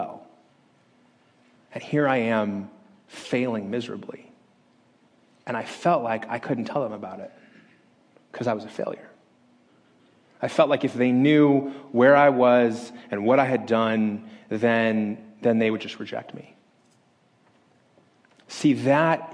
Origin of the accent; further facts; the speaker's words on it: Las Vegas, Nevada, United States; moved away; my hometown